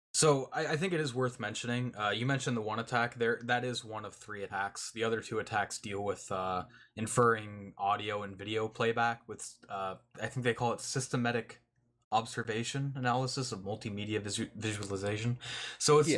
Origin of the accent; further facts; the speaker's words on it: Canada; I'm I'm Canadian